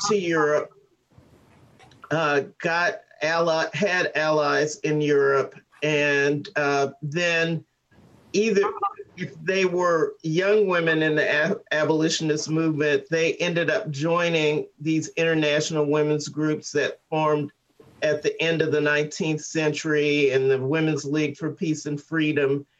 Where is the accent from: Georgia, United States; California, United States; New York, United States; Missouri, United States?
Missouri, United States; St. Louis; I grew up in St. Louis